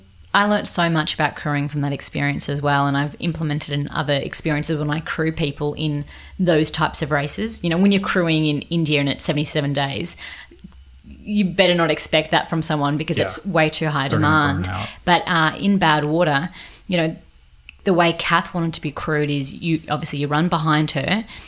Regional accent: Australia; And I was from Australia.

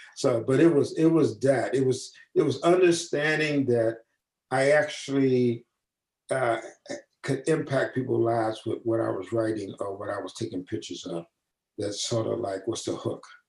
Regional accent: St. Louis, Missouri, United States; moved away as an adult; I was from the Midwest, St. Louis

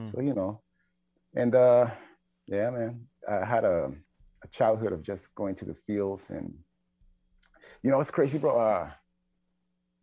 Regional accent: San Luis Potosí, Mexico; moved away; I was born in San Luis Potosí, Mexico

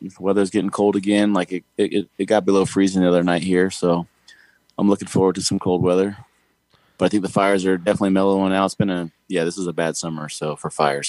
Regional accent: Tehachapi, California, United States; also born or lived in Sacramento / Bakersfield; I grew up, born and raised in Tehachapi. Um, lived there until I was about 19

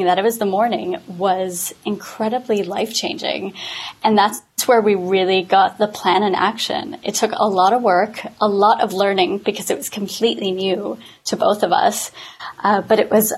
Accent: Canada; now in London, United Kingdom; I am a Canadian living in London

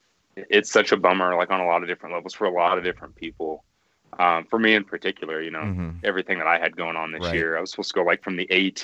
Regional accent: Evansville, Indiana, United States; moved away; I grew up in Evansville, Indiana.

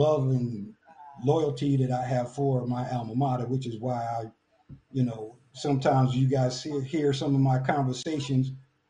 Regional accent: New York, United States; moved away as an adult; now in Tampa, United States; I'm from New York. I didn't know anything about the Marching 100 till I got to town.

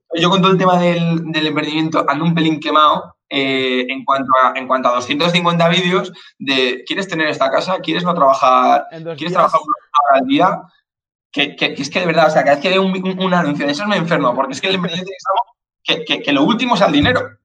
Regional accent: Zaragoza, Aragon, Spain; soy de Zaragoza

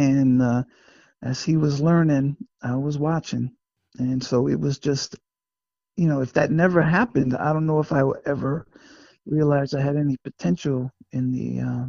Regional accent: Passaic, New Jersey, United States; born or raised there

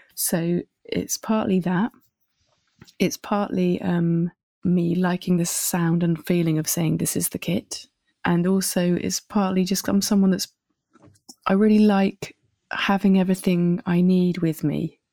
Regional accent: Winchester, South East England, United Kingdom; moved away as an adult; also born or lived in Bristol; now in Paris, France; I grew up in a place called Winchester

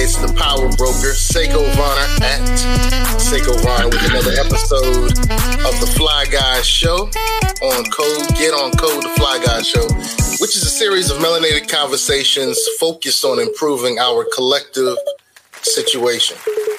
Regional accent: New York City, New York, United States; also born or lived in Columbus, Ohio; now in Hampton Roads, United States; growing up in New York City, in Columbus, Ohio, and here in Hampton Roads

